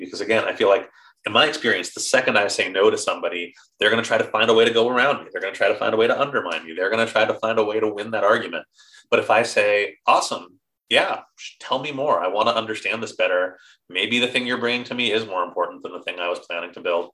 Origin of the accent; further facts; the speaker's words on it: New York, United States; now in England, United Kingdom; I'm from New York